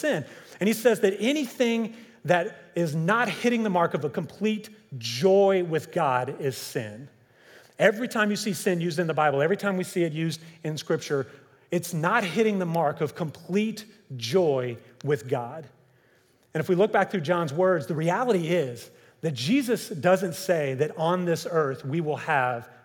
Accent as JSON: {"language": "English", "region": "Kentucky", "country": "United States", "tie": "born or raised there", "said": "growing up in Kentucky"}